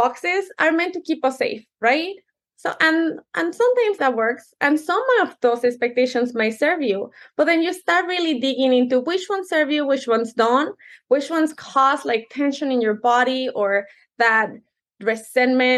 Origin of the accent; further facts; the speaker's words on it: Mexico City, Mexico; English is a second language; now in United States; I was born and raised in Mexico City, which is a whole different culture, very traditional. But when we moved here, I didn't speak the language